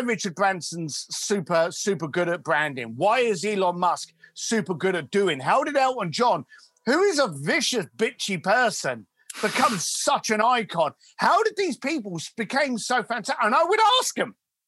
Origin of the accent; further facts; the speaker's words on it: London, United Kingdom; a young lad growing up in East London